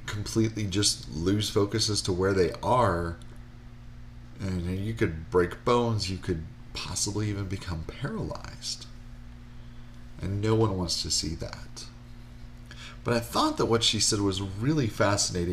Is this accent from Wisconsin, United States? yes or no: yes; Wisconsin, United States; I grew up in Wisconsin